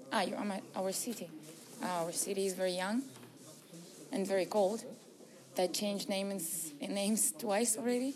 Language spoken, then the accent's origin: English; Astana, Kazakhstan; I'm from here, from Astana.